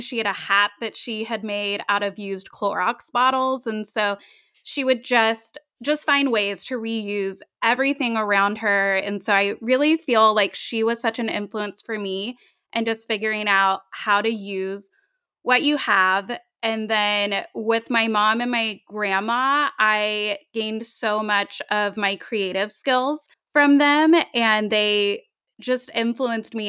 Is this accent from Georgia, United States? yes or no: no; Tennessee, United States; moved away as an adult; also born or lived in Long Beach, California; now in California, United States; I was four years old when my family moved to Tennessee